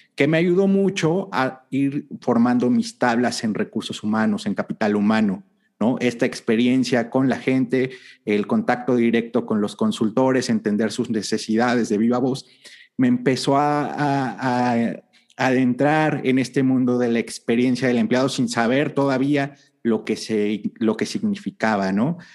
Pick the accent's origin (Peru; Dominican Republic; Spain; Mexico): Mexico